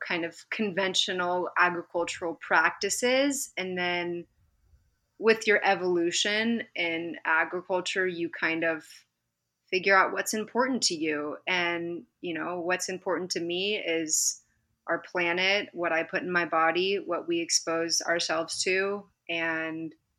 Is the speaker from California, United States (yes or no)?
yes; Modesto, California, United States; also born or lived in Napa, California / France; I grew up in Modesto. And then, most of my upbringing was there. For a couple short years, I lived in Napa with my family, but most of my upbringing's in Modesto.